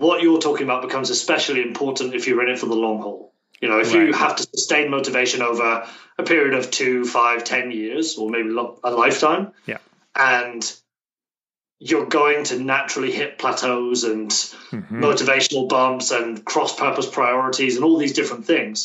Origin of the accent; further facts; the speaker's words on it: Plymouth, South West England, United Kingdom; moved away as an adult; now in Tokyo, Japan; I'm from a town called Plymouth. It's deep in the southwest